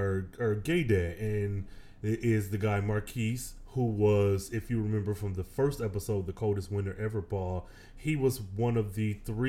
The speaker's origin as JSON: {"language": "English", "region": "Michigan", "country": "United States", "moved": "yes", "lives_now": "Texas, United States", "said": "I am originally from the Midwest, though I do reside in the dirty in Texas. I hail from the Midwest, Michigan specifically"}